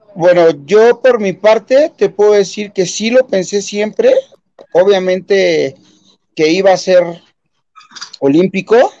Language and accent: Spanish; Mexico; como buenos mexicanos